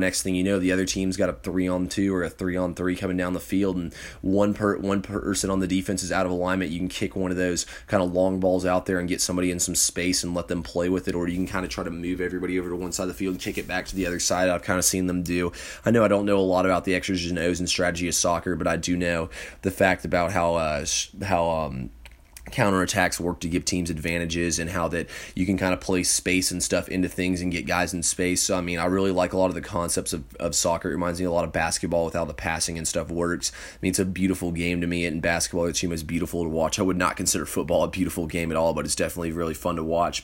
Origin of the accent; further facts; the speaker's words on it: Johns Creek, Georgia, United States; now in Kennesaw, United States; I'm in, uh, Kennesaw, Georgia, but I'm from Johns Creek